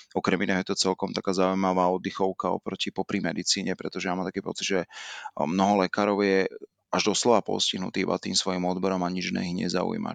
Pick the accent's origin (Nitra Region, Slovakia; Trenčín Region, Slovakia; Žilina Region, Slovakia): Žilina Region, Slovakia; Žilina; also born or lived in Martin / Rome; Ja som pôvodom Žilinčan, e, chcel som ostať v regióne, chcel som ostať e, blízko teda rodného mesta